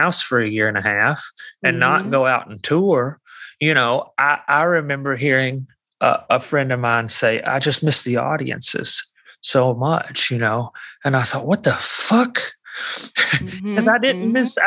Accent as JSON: {"language": "English", "region": "Alabama", "country": "United States", "said": "I'm from Alabama."}